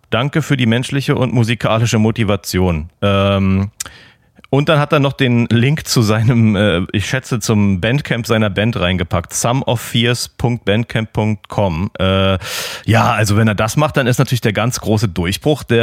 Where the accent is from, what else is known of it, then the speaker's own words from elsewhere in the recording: Austria; Bei uns in Österreich heißt das einfach Gemma auf Hüsen.